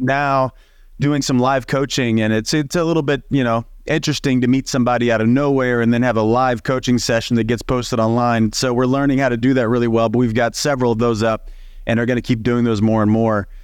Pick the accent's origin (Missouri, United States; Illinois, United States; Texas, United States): Illinois, United States; Southern; moved away as an adult; now in Los Angeles, United States; I grew up in Southern Illinois, in the middle of nowhere, eight thousand people when everybody's home